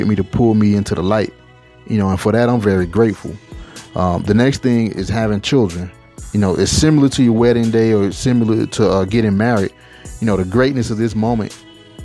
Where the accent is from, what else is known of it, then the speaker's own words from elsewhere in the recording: Atlanta, Georgia, United States; moved away as an adult; now in Las Vegas, United States; I recently moved from my hometown in Atlanta, Georgia to Las Vegas